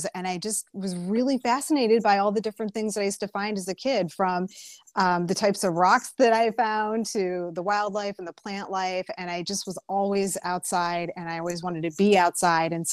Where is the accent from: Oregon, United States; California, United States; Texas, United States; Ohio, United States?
Ohio, United States; Cleveland; now in Northern Virginia, United States; I'm originally from the Cleveland area